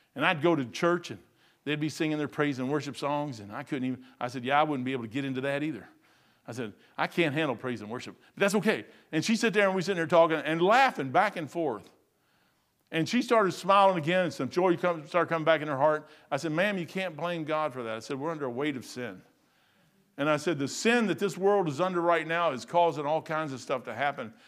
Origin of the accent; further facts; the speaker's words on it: United States; I'm American true bone. I'm all the way through and through, man. I'm American.